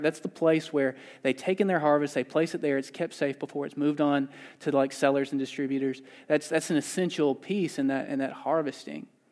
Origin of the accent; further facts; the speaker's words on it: the South, United States; moved away as an adult; I grew up in the South. I moved out here three years ago.